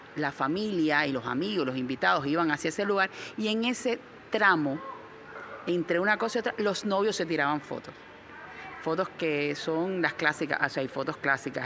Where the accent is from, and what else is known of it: Cuba